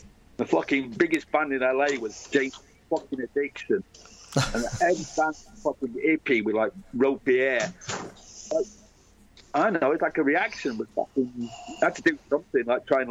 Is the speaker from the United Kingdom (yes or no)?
yes; Manchester, North West England, United Kingdom; moved away as an adult; also born or lived in London; now in Los Angeles, United States; we're from Manchester